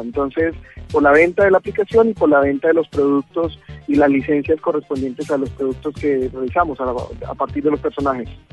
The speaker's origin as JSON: {"language": "Spanish", "town": "Bucaramanga", "region": "Santander", "country": "Colombia", "said": "nosotros somos de Bucaramanga"}